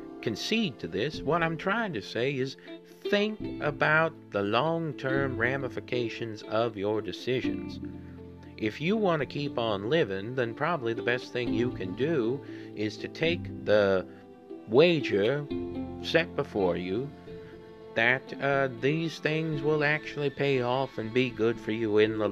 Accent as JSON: {"language": "English", "region": "Southern Missouri", "country": "United States", "said": "I'm just somebody from Southern Missouri"}